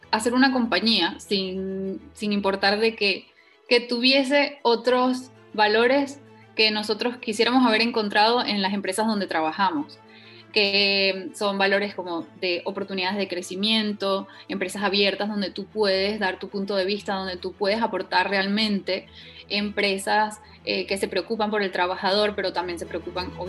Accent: Venezuela; moved away as an adult; also born or lived in Eswatini / United States; sí, soy venezolana, pero desde los 18 años emigré eh, gané una beca para los colegios del Mundo Unido y estuve dos años estudiando en el reino de swatini o Suazilandia en, en África.

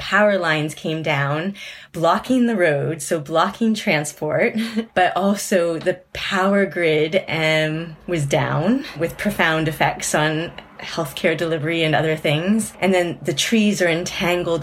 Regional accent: Nova Scotia, Canada; now in Manchester, United Kingdom; I was from Nova Scotia

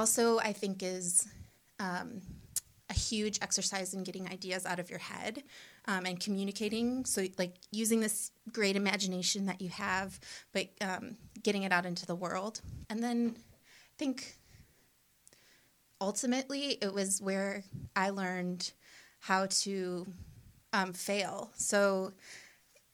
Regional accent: Cleveland Heights, Ohio, United States; I grew up in Cleveland Heights.

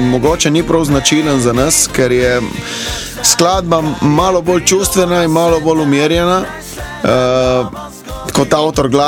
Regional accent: Dutovlje, Littoral, Slovenia; also born or lived in Ljubljana; jaz sem prav iz Dutovelj na Krasu

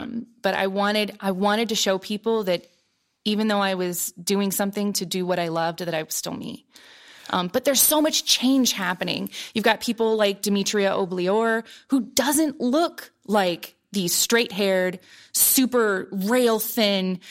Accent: Columbus, Ohio, United States; moved away as an adult; growing up in Columbus

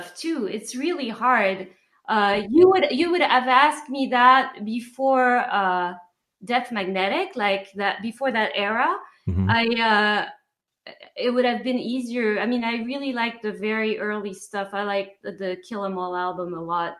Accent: France; accent: French; English is a second language; moved away; my French accent

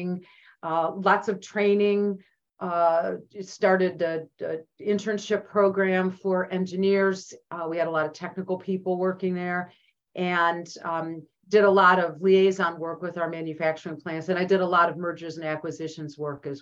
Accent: Cleveland, Ohio, United States; moved away as an adult; now in Omaha, United States; I'm from Northeast Ohio, from Cleveland

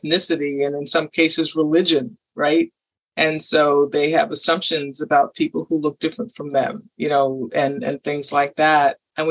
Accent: New York, United States; I grew up in New York

